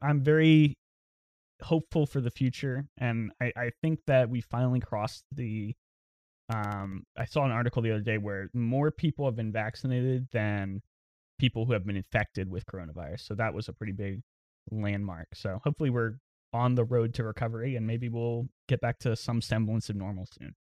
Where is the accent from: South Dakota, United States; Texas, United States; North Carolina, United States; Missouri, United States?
North Carolina, United States; New Bern; moved away as an adult; also born or lived in Los Angeles; now in Raleigh, United States; I'm from Newbern, which is, like, a small, very little small town, about an hour from Greenville